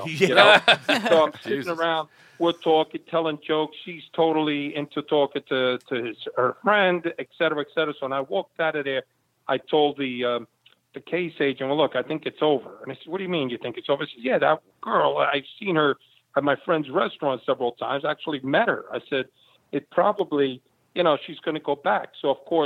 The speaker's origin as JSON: {"language": "English", "town": "New York City", "region": "New York", "country": "United States", "tie": "born or raised there", "also_born_or_lived": "Havana, Cuba", "said": "Not only did I grow up in the Bronx, I grew up in the Bronx"}